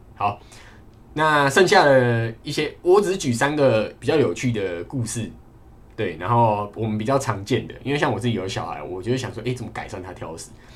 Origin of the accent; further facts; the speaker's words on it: Kaohsiung, Taiwan; moved away; 因为我是高雄人